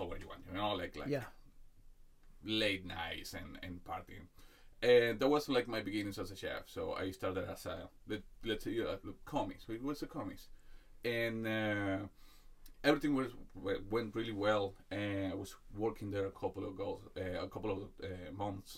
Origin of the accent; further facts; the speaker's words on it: Venezuela; moved away as an adult; now in Ireland; I'm from Venezuela